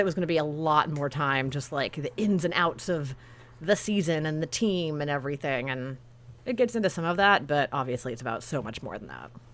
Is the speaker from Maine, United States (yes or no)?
no; Sacramento, California, United States; now in Los Angeles, United States; growing up in Sacramento specifically in the late nineties and early two thousands